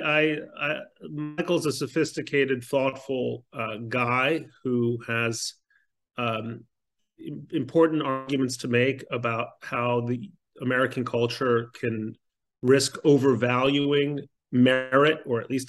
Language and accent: English; Mexico City, Mexico; moved away; I grew up in Mexico City